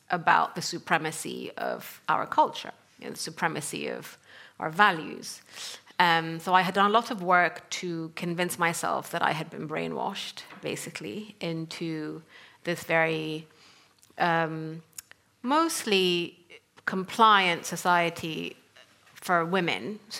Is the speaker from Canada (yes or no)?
no; Sudan; English is a second language; moved away; also born or lived in North Africa / Middle East; so I come from Sudan, and I grew up in North Africa and the Middle East. Um, I grew up in a very conservative, traditional family